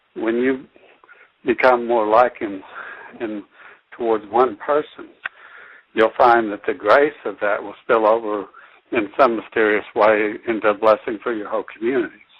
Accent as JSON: {"language": "English", "country": "United States", "said": "I still value being an American citizen."}